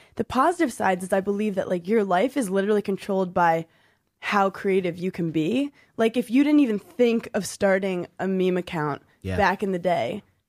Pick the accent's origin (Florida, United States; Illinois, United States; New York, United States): New York, United States; New York City; I grew up in New York City just watching crazy cab drivers.